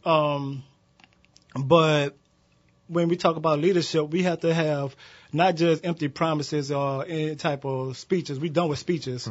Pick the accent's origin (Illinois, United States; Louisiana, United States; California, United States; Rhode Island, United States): Louisiana, United States; Kenner; I am from, I hail from Kenner, Louisiana